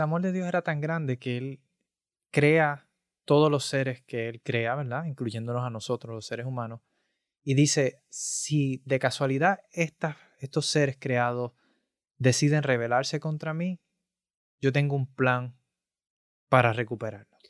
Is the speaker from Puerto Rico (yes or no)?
yes; Puerto Rico; yo soy de Puerto Rico